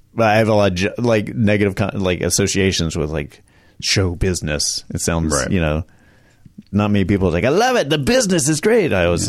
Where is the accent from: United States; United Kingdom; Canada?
United States; Charlotte, North Carolina; North Carolina.